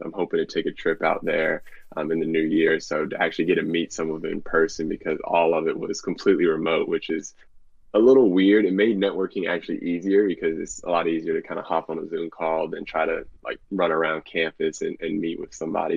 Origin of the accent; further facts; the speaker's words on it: Bailey, North Carolina, United States; I'm from Bailey, North Carolina